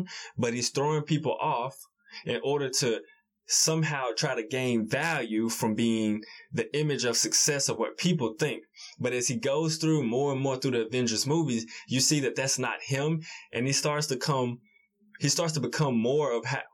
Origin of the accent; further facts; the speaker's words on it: Memphis, Tennessee, United States; we're both from the Memphis area, urban Memphis area. So, you know, we both grew up in the hood.